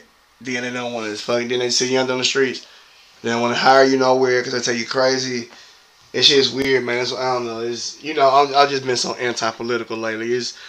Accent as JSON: {"language": "English", "country": "United States", "said": "We are American."}